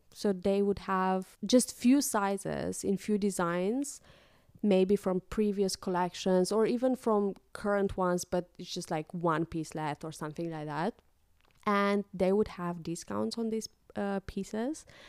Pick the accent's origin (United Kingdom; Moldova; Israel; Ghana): Moldova; moved away as an adult; now in Netherlands; back in my home country, in Moldova, we had couple of shops